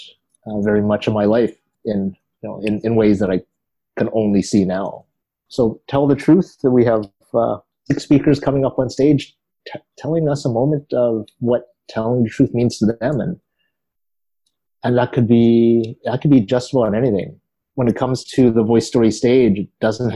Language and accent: English; Vancouver, British Columbia, Canada; I grew up in East